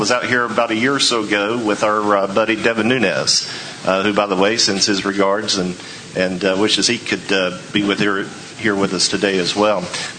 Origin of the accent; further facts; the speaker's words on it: North Carolina, United States; I'm from North Carolina and, quite frankly, live about as far east as you can be from here, unless you're going to go to an island in the Atlantic Ocean.